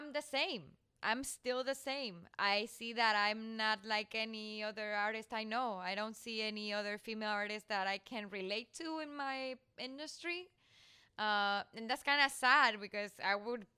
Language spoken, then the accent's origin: English; Spain; moved away; also born or lived in Mexico; I come from Spain